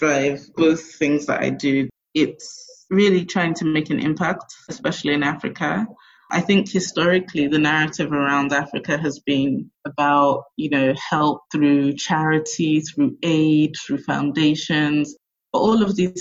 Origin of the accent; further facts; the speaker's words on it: England, United Kingdom; moved away as an adult; now in Lagos, Nigeria; growing up in England and going to university in England